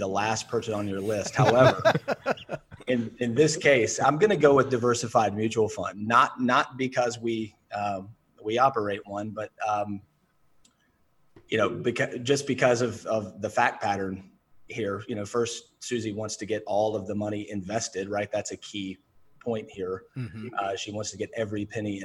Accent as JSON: {"language": "English", "region": "the South", "country": "United States", "said": "I'm from the South"}